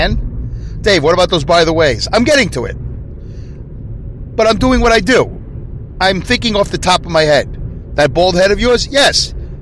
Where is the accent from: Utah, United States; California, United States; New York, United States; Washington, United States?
New York, United States; New York City; now in upstate New York, United States; I'm originally from Brooklyn, New York.